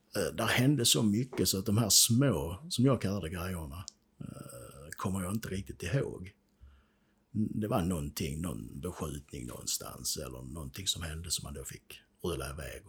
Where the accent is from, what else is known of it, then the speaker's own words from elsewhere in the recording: Sweden; Vi är ju svenskar så vi är inte sådär vana vid krig